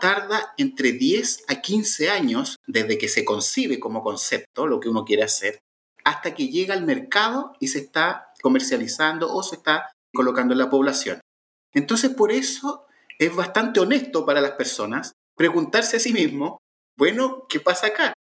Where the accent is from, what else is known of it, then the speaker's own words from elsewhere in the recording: Chile; Chile, que en mi país